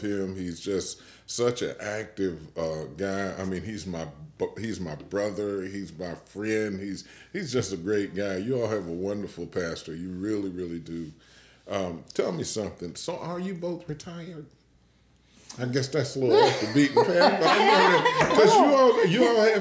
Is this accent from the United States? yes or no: yes; Washington, District of Columbia, United States; now in Kalamazoo, United States; I grew up in Washington, D.C.